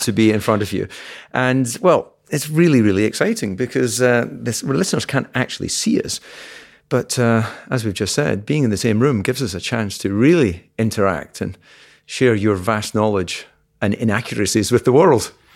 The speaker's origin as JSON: {"language": "English", "region": "Scotland", "country": "United Kingdom", "said": "being Scottish"}